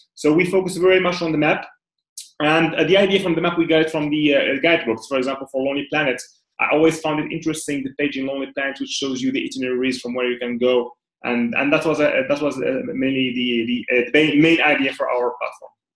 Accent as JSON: {"language": "English", "country": "Morocco", "tie": "born or raised there", "moved": "as an adult", "lives_now": "Dubai, United Arab Emirates", "said": "I'm originally from Morocco, and uh, I've been pretty much spending like 27 years in Morocco"}